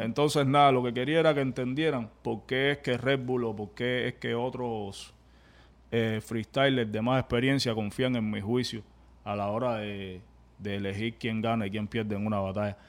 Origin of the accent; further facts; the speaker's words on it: Cuba; now in United States; venimos de Cuba